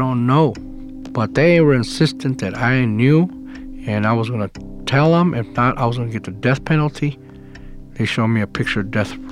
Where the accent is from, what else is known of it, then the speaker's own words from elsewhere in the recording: El Paso, Texas, United States; moved away as an adult; also born or lived in Austin, Texas; I grew up in El Paso, Texas.